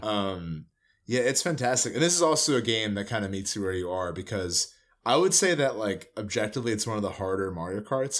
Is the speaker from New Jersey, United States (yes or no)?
yes; New Jersey, United States; moved away; we're from Jersey